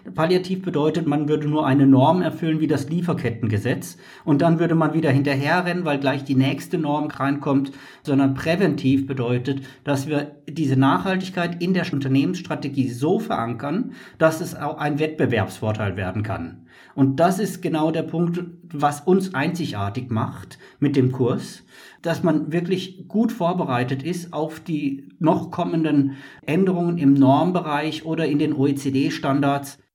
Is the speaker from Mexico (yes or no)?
yes; Mexico; Als Mexikaner